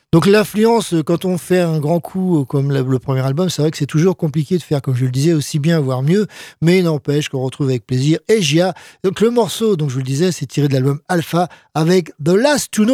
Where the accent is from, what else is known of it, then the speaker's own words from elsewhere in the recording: France; chez nous, en France